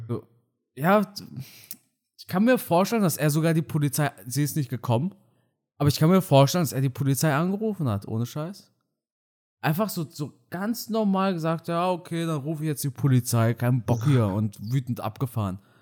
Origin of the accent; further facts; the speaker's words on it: Germany; first language German; ist Deutsch mein Heimatland, ne, weil ich hier aufgewachsen bin.